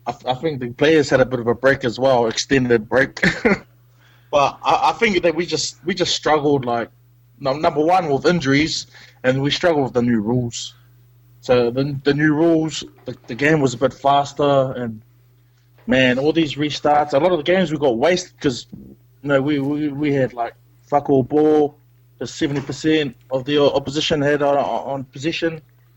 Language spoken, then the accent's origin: English; Gold Coast, Queensland, Australia; I'm actually from the Gold Coast.